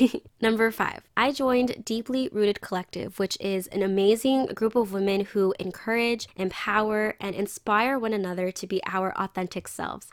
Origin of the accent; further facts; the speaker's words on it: San Diego, California, United States; I gained more of an appreciation of my hometown through the community